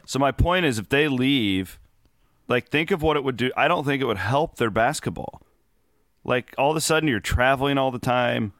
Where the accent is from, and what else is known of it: United States